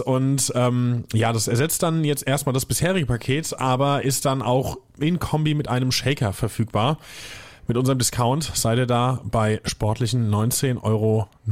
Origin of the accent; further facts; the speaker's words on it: Hesse, Germany; Wir sind beides gebürtige Hessen